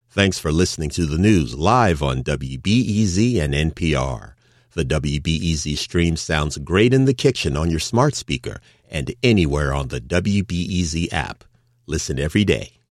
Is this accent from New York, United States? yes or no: no; Memphis, Tennessee, United States; now in Chicago, United States; I was in the South. I was in Memphis okay. until uh, through high school.